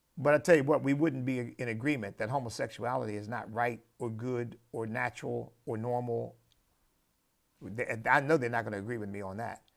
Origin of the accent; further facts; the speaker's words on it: United States; as an American